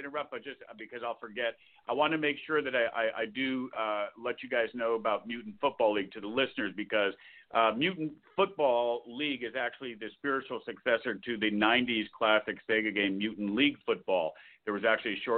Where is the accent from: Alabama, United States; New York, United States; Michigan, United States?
New York, United States; Albany; I grew up in Albany, and parents lived in Saratoga